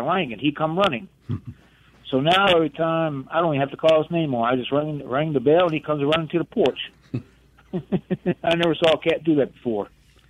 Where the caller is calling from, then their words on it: Gillsburg, Mississippi, United States; I'm from Gillsburg, and I've got a cat